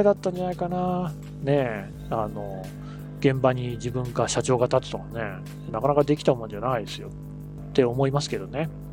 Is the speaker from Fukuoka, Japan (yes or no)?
no; Asahigaoka High School, Aichi, Japan; 僕は旭川高校っていう県立の高校